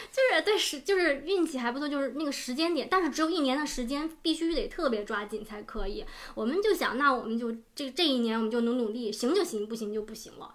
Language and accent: Chinese; Beijing, China; moved away as an adult; now in Australia; 我是北京人，我出生在北京，然后在北京上了小学、中学、大学，大学毕业后在国内工作了五六年，然后是来到了澳洲